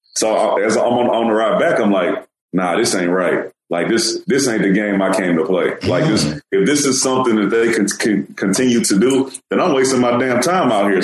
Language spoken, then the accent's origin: English; Houston, Texas, United States; I'm from Houston